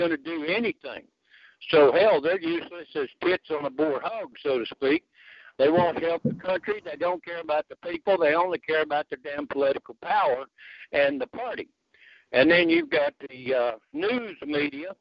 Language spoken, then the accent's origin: English; United States; I'm an American